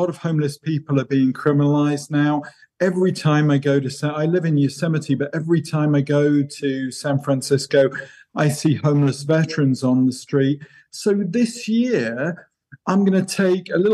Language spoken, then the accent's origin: English; England, United Kingdom; as an English guy